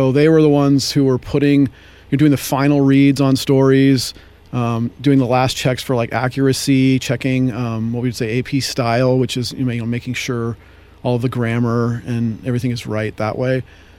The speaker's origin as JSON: {"language": "English", "town": "San Rafael", "region": "California", "country": "United States", "tie": "born or raised there", "moved": "as an adult", "lives_now": "San Luis Obispo, United States", "said": "So, I'm originally from the Bay Area. So I grew up in San Rafael."}